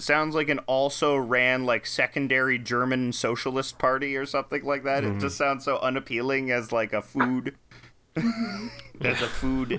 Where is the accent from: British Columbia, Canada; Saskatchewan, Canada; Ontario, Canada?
Ontario, Canada; Toronto; Yeah, I'm from Toronto.